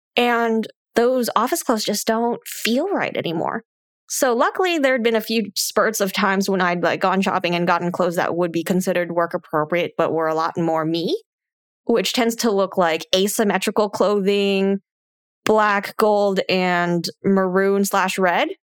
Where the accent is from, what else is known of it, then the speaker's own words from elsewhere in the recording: California Bay Area, United States; moved away as an adult; now in Arizona, United States; I grew up in the California Bay Area.